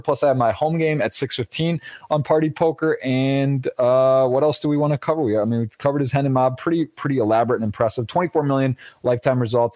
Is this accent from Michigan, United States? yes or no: yes; Michigan, United States; We're both from Michigan